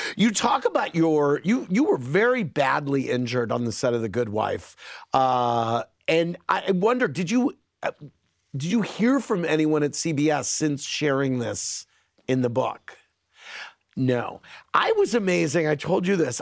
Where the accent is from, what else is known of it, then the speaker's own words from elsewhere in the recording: St. Louis, Missouri, United States; my hometown of St. Louis